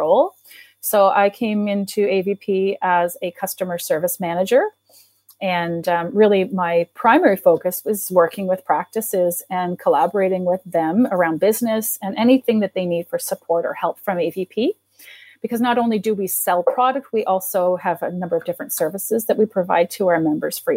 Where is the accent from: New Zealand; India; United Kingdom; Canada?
Canada; East Coast of Canada; moved away; When I grew up on the East Coast of Canada, and they had built a veterinary school in my city